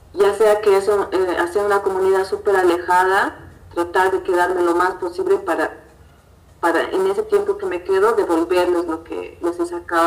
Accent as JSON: {"language": "Spanish", "country": "Bolivia", "said": "como latinoamericana y como boliviana"}